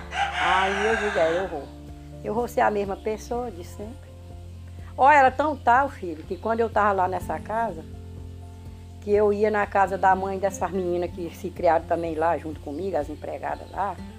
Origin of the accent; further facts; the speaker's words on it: Brazil; outro lugarzinho pegado onde eu fui criada, no Achado